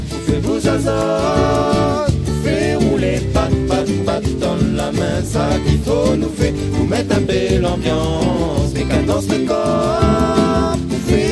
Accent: Réunion; lorsqu'on dit bah, je viens de la Réunion, tout ce que ça peut comporter comme réaction autour de soi

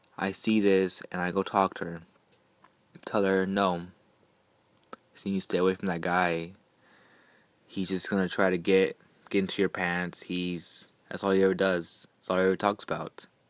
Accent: Houston, Texas, United States; I'm from Houston.

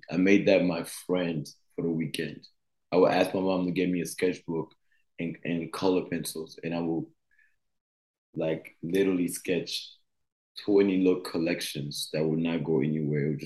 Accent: United States; growing up in the states, growing up in Grayson High School, and being thrown in a different world

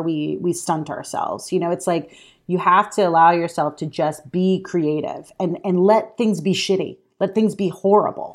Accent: Alabama, United States; I'm from Alabama

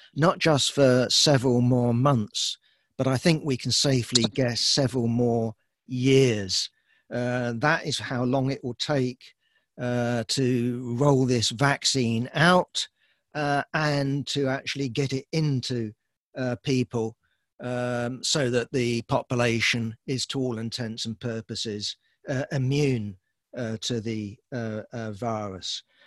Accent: United Kingdom; I'm, I'm British

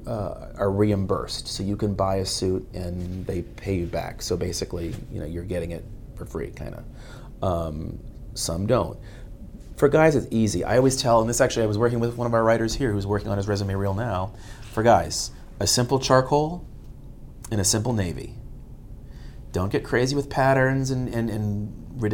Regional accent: Boston, Massachusetts, United States; also born or lived in Washington, D.C. / Fort Myers; now in Miami, United States; I did work briefly in Boston, and it's my hometown

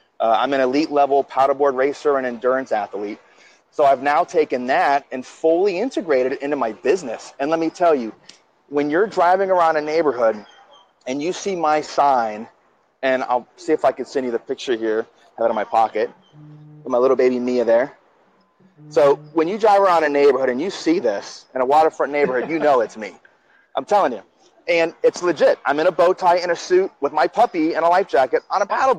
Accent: Washington, District of Columbia, United States; also born or lived in New Jersey / Brazil / Gulf Coast of Florida; now in Miami, United States; I grew up in a military government family. I was born in New Jersey, and I was raised in the Washington, D.C. area.

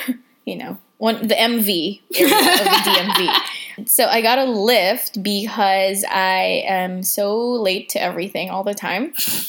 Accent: Philippines; Oh, my God. Yes, sir, I'm purebred.

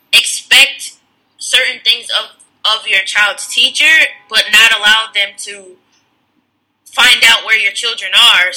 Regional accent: Connecticut, United States; I grew up in Connecticut.

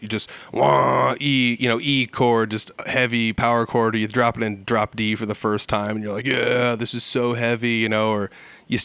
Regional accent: Humboldt, Iowa, United States; I grew up in Humboldt and there were a lot of people here who played music

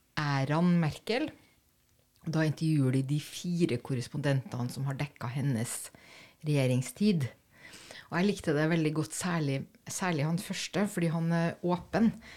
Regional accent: Germany; now in Norway; den sønnen hadde jeg som tysker

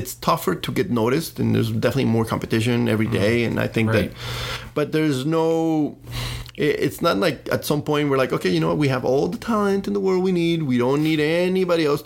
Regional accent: Colombia; also born or lived in Los Angeles, United States; now in Miami, United States; I came from obviously from Colombia, but I, you know, studied in the US

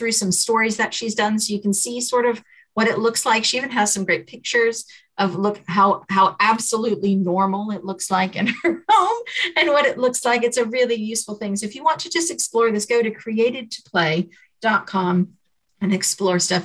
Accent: United Kingdom; we're British

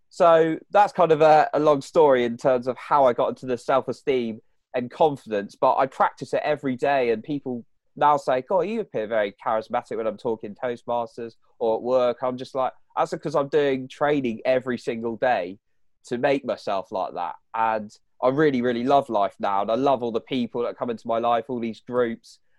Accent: United Kingdom; if you can't tell from my accent, people listening, I, I'm from the U K.

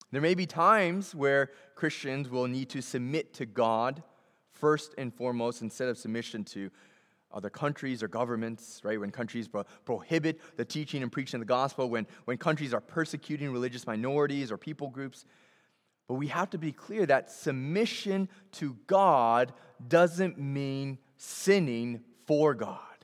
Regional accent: Boston, Massachusetts, United States; I grew up in Boston

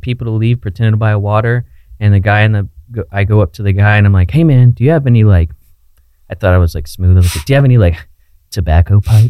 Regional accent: Florida, United States; I'm obviously from Florida

